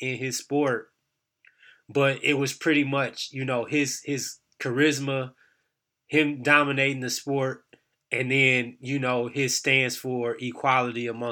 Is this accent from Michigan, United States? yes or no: yes; Michigan, United States; I'm from Michigan